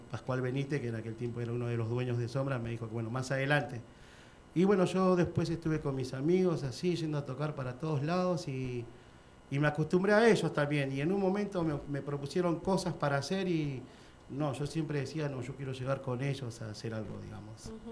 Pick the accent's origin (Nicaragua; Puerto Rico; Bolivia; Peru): Bolivia; No somos falsos bolivianos, ¿me entendés?